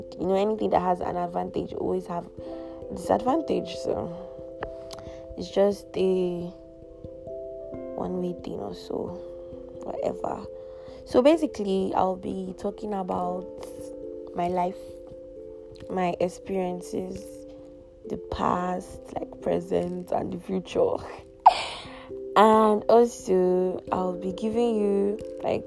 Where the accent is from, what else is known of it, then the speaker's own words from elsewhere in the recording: Kalabari, Rivers State, Nigeria; I am from Calabari, proudly Rivers.